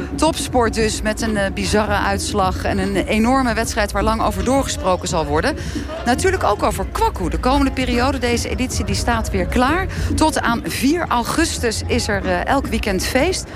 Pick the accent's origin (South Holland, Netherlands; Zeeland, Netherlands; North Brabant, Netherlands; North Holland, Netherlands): South Holland, Netherlands; Rotterdam; kom ik zelf uit Rotterdam